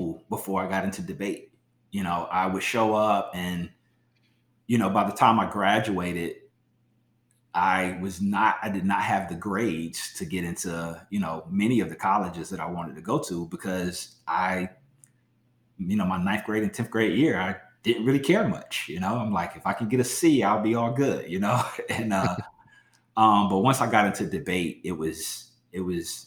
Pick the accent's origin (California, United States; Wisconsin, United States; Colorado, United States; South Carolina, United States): South Carolina, United States; moved away as an adult; also born or lived in Philadelphia / Milwaukee; I grew up in South Carolina